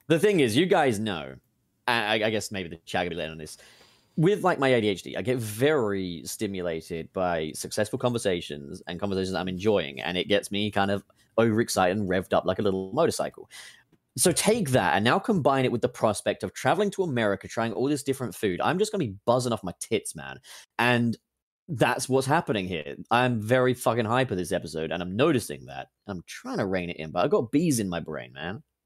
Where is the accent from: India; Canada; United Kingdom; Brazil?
United Kingdom; England; I'm from England